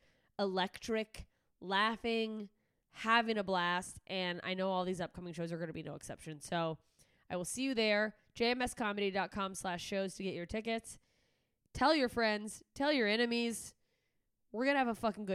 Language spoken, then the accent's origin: English; Alaska, United States; moved away; I am headed up to my home state of Alaska